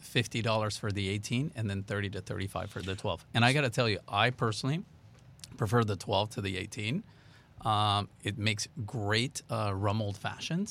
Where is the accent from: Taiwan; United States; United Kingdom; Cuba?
United States; Texas; also born or lived in Miami; I managed to move back to Texas 'cause I grew up in Texas